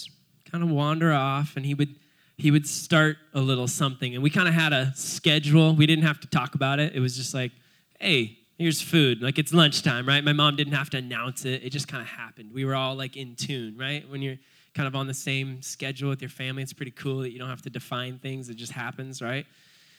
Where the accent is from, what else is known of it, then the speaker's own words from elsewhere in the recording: Cayucos, California, United States; I was born in Cayucas, just a little surf punk growing up my whole life in Cayucas